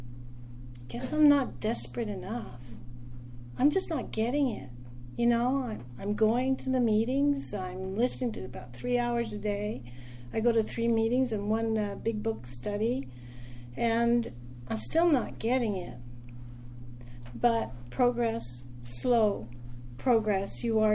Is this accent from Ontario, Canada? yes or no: no; Quebec, Canada; now in New York, United States; I am from Quebec, but I live in New York